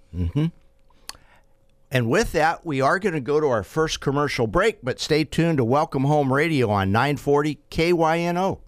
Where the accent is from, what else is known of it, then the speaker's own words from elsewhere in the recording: Fresno, California, United States; I'm from Fresno